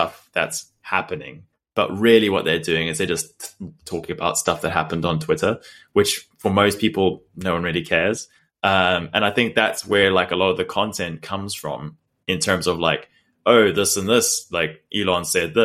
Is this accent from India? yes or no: no; South Africa; moved away; we grew up in South Africa